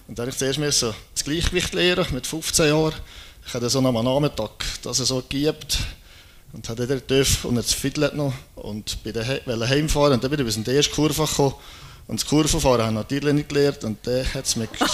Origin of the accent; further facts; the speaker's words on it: Birgisch, Valais, Switzerland; ich komme aus dem Oberwallis, in der Nähe von Brieg, das ist ein kleines Dörfchen, Birgisch, gerade neben Mund